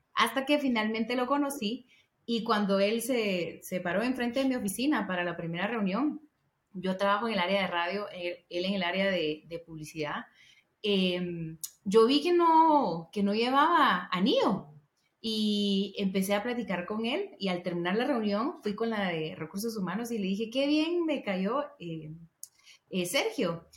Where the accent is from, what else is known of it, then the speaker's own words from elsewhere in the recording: Guatemala; moved away as an adult; now in Guatemala City, Guatemala; Yo soy del interior de Guatemala y me vine a trabajar a la ciudad